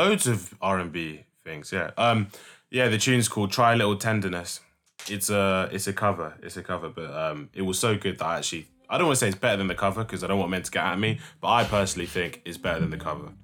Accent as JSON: {"language": "English", "region": "London", "country": "United Kingdom", "said": "I'm very, very proud to be from London"}